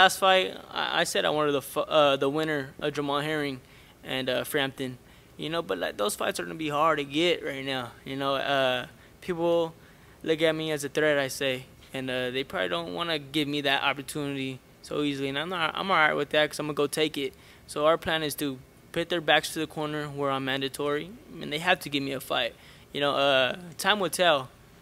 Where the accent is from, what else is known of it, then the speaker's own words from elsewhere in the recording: Stockton, California, United States; I come from Stockton, California